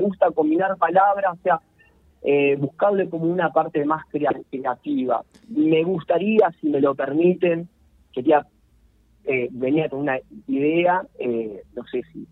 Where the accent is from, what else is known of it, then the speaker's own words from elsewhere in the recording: Arrecifes, Buenos Aires Province, Argentina; now in Rosario, Argentina; mi pueblo, Arrecife, yo vengo allá de los pagos del noroeste de la provincia de Buenos Aires, Arrecife